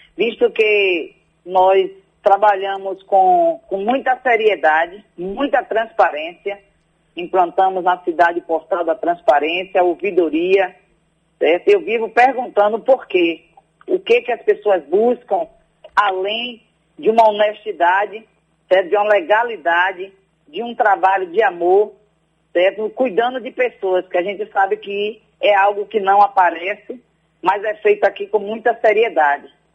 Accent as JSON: {"language": "Portuguese", "area": "near Salvador, Feira de Santana and Alagoinhas", "region": "Bahia", "country": "Brazil", "said": "o meu povo, de onde eu vim"}